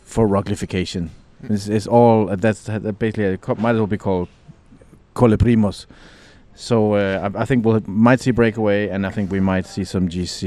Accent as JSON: {"language": "English", "country": "Denmark", "moved": "yes", "lives_now": "Italy", "said": "You can find these everywhere in my home country."}